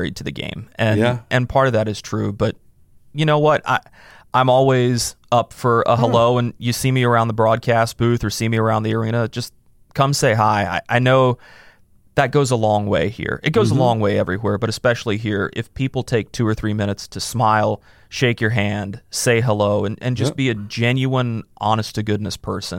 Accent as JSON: {"language": "English", "region": "North Carolina", "country": "United States", "said": "So I was able to work 4 years in my home state, which was an unbelievable honor. I'm a very proud North Carolinian"}